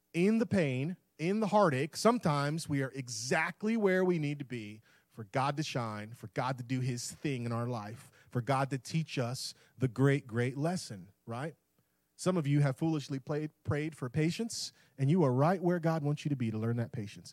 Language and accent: English; Tampa, Florida, United States; moved away; That's where I'm born and raised in Tampa